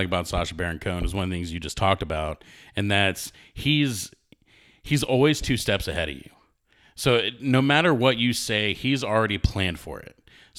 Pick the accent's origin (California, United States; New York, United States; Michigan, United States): New York, United States; accent: New York; But I lost my New York accent at a young age.